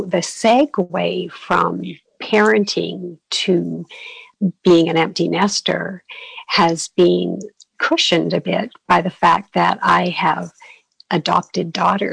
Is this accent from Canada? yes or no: yes; Canada; moved away as an adult; now in Arizona, United States; I'm from Canada originally, and we moved down to Arizona with my husband's company